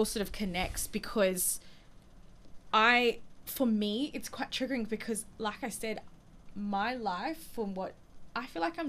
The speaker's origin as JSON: {"language": "English", "country": "New Zealand", "tie": "born or raised there", "said": "And then growing up in New Zealand, like having to go, okay, who am I? What am I?"}